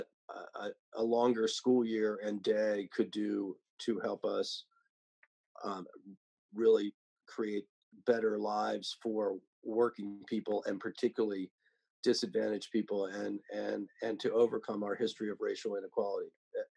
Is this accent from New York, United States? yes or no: no; Delaware, United States; my home state